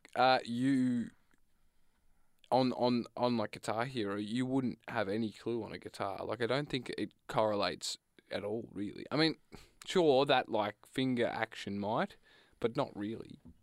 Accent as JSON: {"language": "English", "country": "Australia", "said": "I come from a, a rural"}